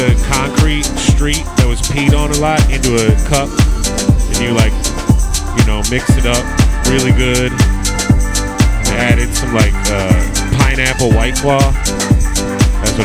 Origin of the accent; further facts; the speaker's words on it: Midwest, United States; I'm from the Midwest